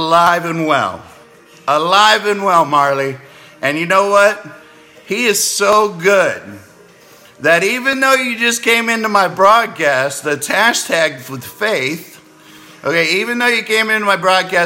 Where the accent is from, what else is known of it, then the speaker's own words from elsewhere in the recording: Clearwater, Florida, United States; I'm from Clearwater, Florida